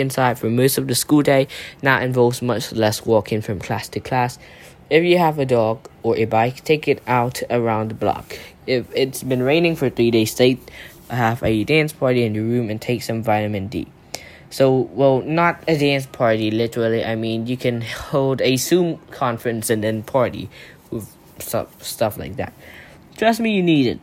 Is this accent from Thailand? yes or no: yes; Thailand; from Thailand